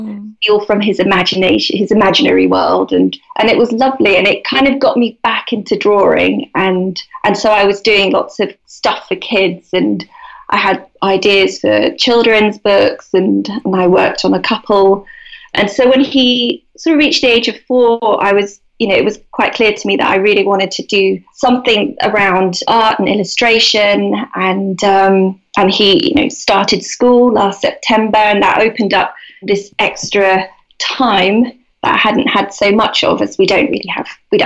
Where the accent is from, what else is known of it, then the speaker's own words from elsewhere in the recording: London, United Kingdom; moved away as an adult; now in Devon, United Kingdom; I grew up in London, so I was living in London. And when I became pregnant with my first son, we decided to move to Devon